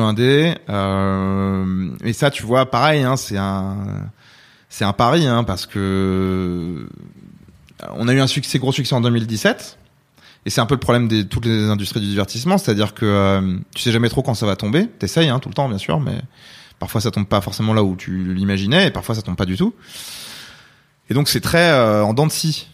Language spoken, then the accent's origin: French; France; also born or lived in Rouen, France / California, United States; on est français